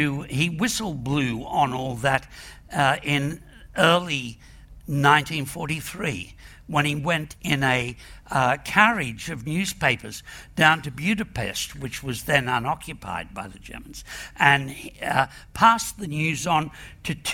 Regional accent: Australia; I'm an Irish Australian hillbilly

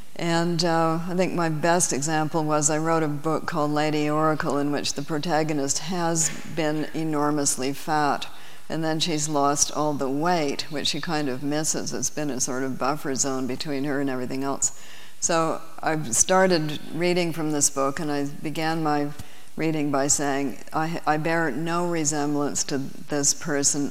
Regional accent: Canada; as a Canadian

